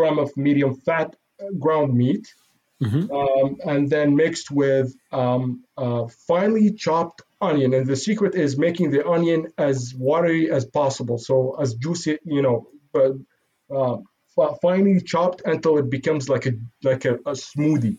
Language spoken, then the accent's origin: English; Syria; also born or lived in Iraq / Ottawa, Canada; now in Montreal, Canada; I grew up, I was born in Iraq, grew up in Syria, and then moved to Canada, moved to Ottawa.